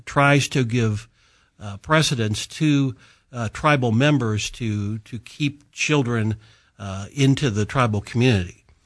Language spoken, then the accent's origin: English; Illinois, United States; moved away; I grew up in Illinois